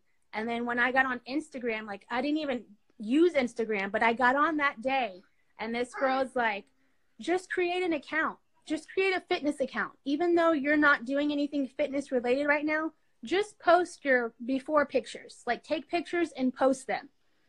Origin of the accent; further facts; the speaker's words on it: Dallas, Texas, United States; born there; I was born in Dallas, Texas, and my mom and dad separated, so we moved around a lot.